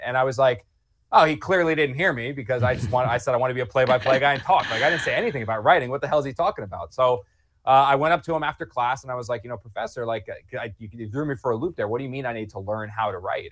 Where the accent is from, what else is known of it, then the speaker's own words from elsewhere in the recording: New Jersey, United States; moved away; I grew up in South Jersey